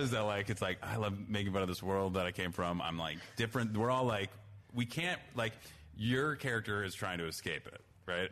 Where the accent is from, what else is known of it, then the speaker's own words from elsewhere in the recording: New Trier, Illinois, United States; my high school new trio